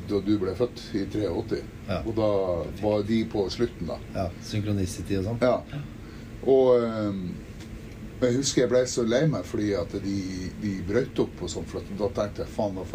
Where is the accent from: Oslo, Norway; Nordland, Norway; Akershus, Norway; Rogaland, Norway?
Nordland, Norway; Mosjøen; Hvor vokste du opp, egentlig? Mosjøen. I Mosjøen? Ja. Så jeg drev og Så jeg og, jeg og Finn Guttømsen vi drev og jamma sammen og sånn da vi var